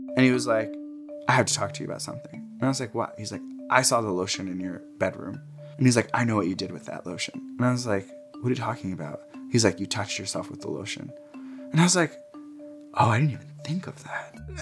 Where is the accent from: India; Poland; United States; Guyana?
United States; Jersey City, New Jersey; I grew up in New Jersey. Uh, my parents immigrated here from Egypt and had me in Jersey City